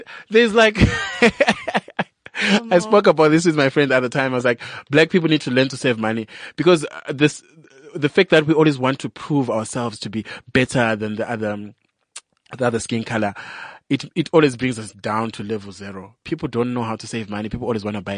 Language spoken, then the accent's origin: English; Zimbabwe; now in South Africa; I'm from Zimbabwe